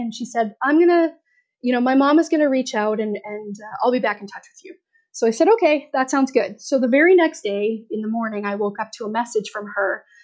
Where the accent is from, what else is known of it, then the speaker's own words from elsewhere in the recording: Alberta, Canada; I was born in Alberta